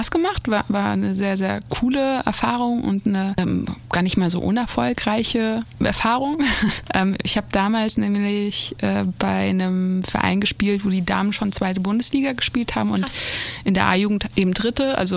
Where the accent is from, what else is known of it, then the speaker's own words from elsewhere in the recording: Nador, Oriental, Morocco; ich komme ja aus Nador. Das ist äh, eine Küstenstadt im Norden von Marokko gegenüber von Spanien.